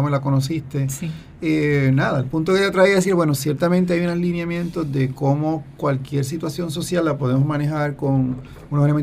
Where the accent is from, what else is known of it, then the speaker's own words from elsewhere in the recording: Dorado, Puerto Rico; yo me crié en Dorado y allí conoces a los espiritanos.